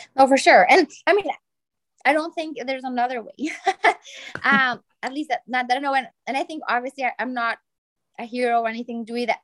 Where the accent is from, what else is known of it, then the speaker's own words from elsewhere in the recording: Bolivia; now in Brazil; I was born in Bolivia. And I mean, now I live in Brazil